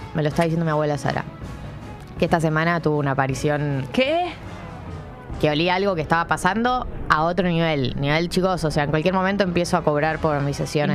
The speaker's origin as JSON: {"language": "Spanish", "country": "Argentina", "said": "nos une como argentinos y argentinas"}